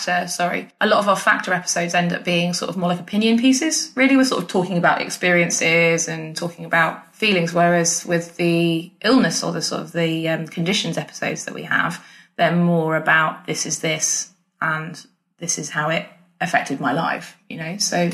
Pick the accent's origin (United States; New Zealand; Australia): Australia; accent: Australian; my Australian accent apparently is a mix of an Australian and a Kiwi accent.